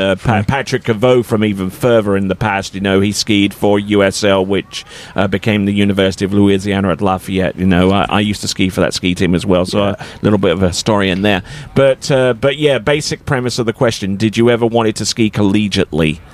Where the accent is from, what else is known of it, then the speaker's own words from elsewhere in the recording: Colchester, East of England, United Kingdom; my hometown in England called Colchester